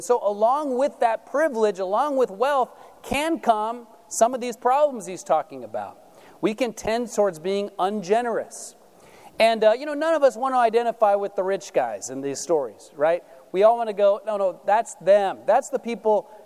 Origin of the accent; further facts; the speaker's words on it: United States; us as American Christians